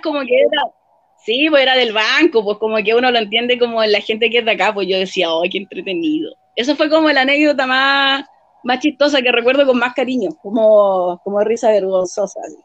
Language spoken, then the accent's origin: Spanish; Talagante, Santiago Metropolitan Region, Chile; also born or lived in Peñaflor; crecí en Las Palmeras, ahí viví hasta como los 16, después viví en Mayo, como fue cuando mi mamá se murió, y de ahí viví en hartos lugares en la provincia de Talagante